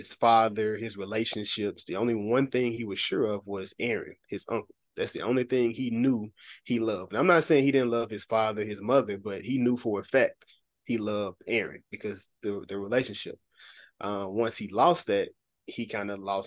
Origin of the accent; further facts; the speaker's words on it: Memphis, Tennessee, United States; now in Little Rock, United States; I am originally from Memphis, Tennessee